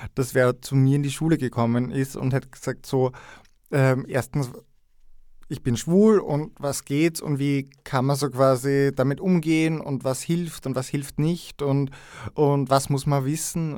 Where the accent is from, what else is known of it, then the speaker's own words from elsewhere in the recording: Styria, Austria; moved away as an adult; also born or lived in Graz; now in Vienna, Austria; Aus der Steiermark, aus der schönen Schilcher Gegend, genauer genommen aus Steins äh, in der Südweststeiermark. Ein kleines Dorf, ein steirisches, unbeugsam, nein. Ähm, der Schilcher macht uns wirklich stark und vor mittlerweile elf Jahren bin ich nach Wien gekommen. Also ich habe in der Steiermark meine Matura gemacht und die ersten 20 Jahre meines Lebens dort verbracht